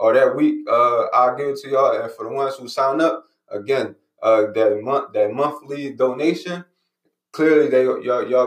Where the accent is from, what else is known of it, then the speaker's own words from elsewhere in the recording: Philadelphia, Pennsylvania, United States; I'm from Philly, right? I live in Philly, so Philadelphia